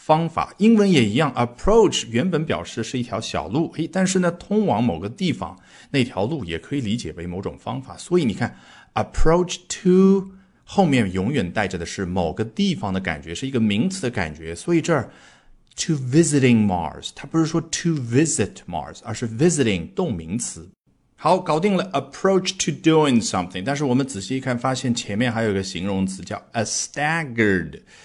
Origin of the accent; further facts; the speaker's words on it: China; 我们中国人来啦